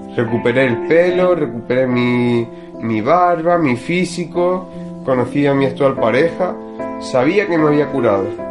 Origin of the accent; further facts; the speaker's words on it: Marbella, Andalusia, Spain; nací aquí en Marbella